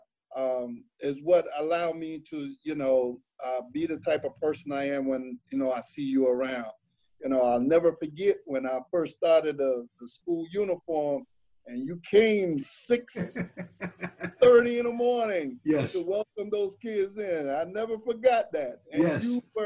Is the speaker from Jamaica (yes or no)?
yes; Jamaica; I'm Jamaican